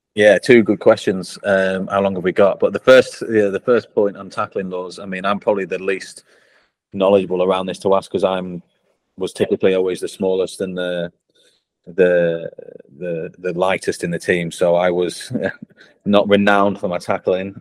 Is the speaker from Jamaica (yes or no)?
no; Blackpool, North West England, United Kingdom; accent: northern; moved away; I grew up in Blackpool. Um, you can tell by the northern accent, I've not lost it.